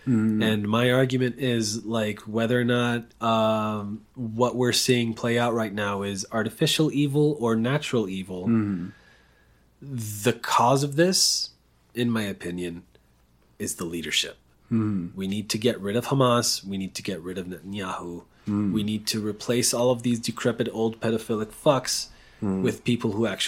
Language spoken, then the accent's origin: English; Israel; also born or lived in Denver, United States; Because I was raised in Israel. I was raised in this environment of war.